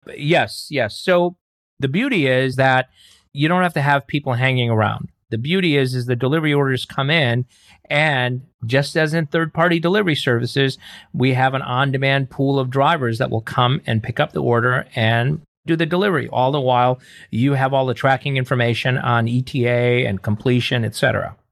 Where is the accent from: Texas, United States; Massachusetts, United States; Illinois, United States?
Illinois, United States; Chicago; moved away as an adult; I grew up in Chicago